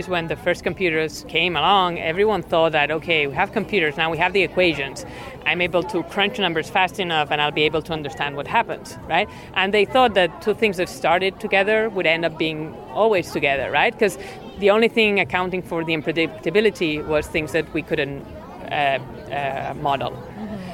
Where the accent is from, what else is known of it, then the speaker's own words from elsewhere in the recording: Spain; moved away; I'm not from the US, I'm from Spain